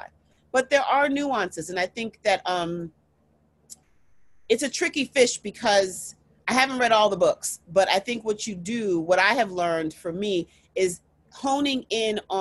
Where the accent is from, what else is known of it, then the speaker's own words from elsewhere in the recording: United States; I am Nigerian American. I'm first generation American